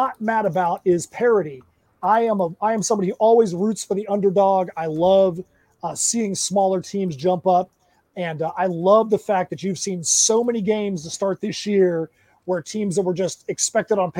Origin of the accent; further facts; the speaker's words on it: Ocala, Florida, United States; I'm in my hometown. I'm at Ocala Comic